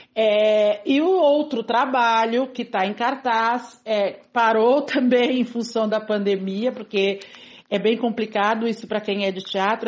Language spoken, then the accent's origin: Portuguese; São Vicente, São Paulo, Brazil; Eu sou de São Vicente, nascida em São Vicente, moro até hoje na periferia de São Vicente, no mesmo bairro que eu nasci, inclusive